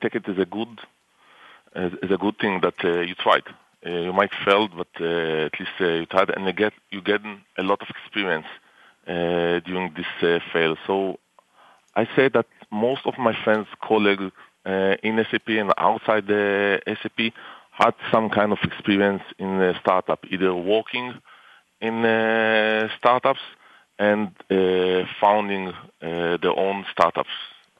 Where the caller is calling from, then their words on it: Tel Aviv District, Israel; I'm calling from our offices in near Tel Aviv.